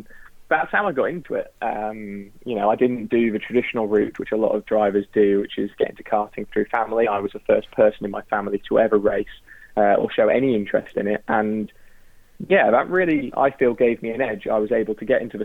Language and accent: English; Tarporley, North West England, United Kingdom; I grew up in Tarpley, which is about a couple of minutes from Alton Park